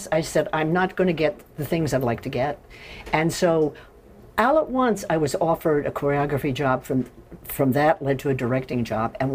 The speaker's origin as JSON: {"language": "English", "town": "Carthage", "region": "Indiana", "country": "United States", "said": "I'm from Indiana."}